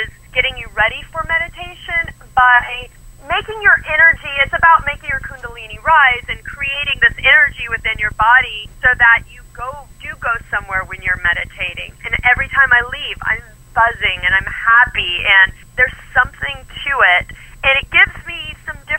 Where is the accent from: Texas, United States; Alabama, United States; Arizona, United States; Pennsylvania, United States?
Texas, United States; I'm from Texas